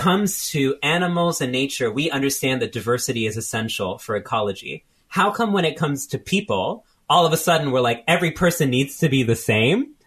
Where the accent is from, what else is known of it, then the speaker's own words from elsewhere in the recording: Texas, United States; moved away as an adult; also born or lived in California; now in New York, United States; I grew up in Texas